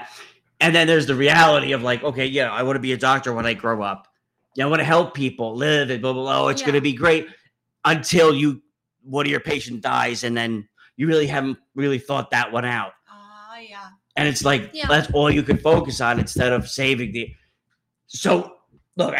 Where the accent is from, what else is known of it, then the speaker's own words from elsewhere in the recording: United States; I am an American citizen